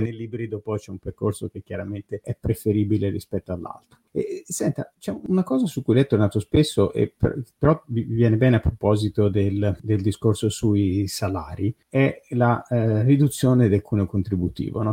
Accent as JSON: {"language": "Italian", "country": "Italy"}